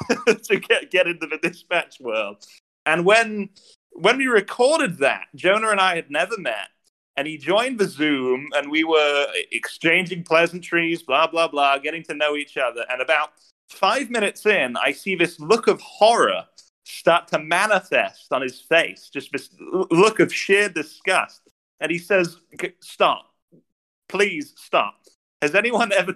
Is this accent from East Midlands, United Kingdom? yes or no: yes; Northampton, East Midlands, United Kingdom; now in United States; Northampton, the original Northampton, not the Massachusetts version.